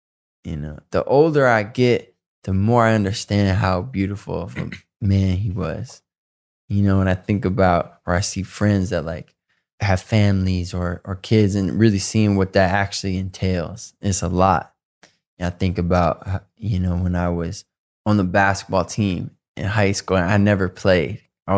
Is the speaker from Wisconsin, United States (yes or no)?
no; Detroit, Michigan, United States; also born or lived in Southfield; I have a lot of friends I grew up with in Detroit and Southfield